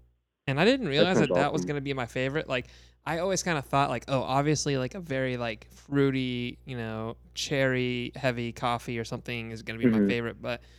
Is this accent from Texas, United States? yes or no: yes; Texas, United States; now in Kentucky, United States; we're from Texas, you know, originally. And I just, ever since moving to Kentucky, like moving further east